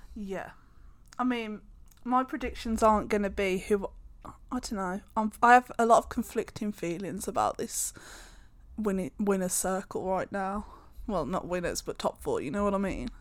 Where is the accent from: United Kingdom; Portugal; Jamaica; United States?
United Kingdom; we are British